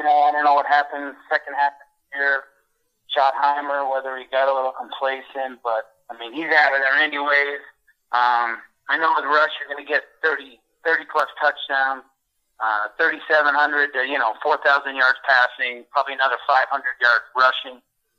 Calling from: Erie, Pennsylvania, United States; I'm calling from Erie, Pennsylvania.

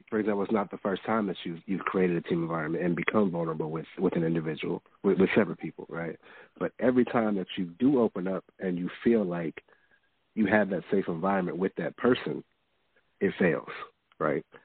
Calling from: Houston, Texas, United States; from from Houston.

